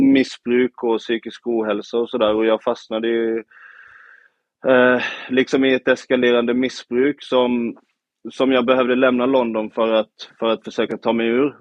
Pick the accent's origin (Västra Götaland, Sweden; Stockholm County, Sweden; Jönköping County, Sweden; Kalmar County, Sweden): Kalmar County, Sweden; Nybro; moved away; hela mitt liv här i Nybro som jag kommer ifrån, några mil från Öland